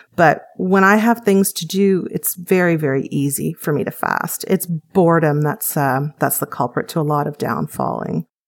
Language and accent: English; Canada; I'm Canadian, live in Canada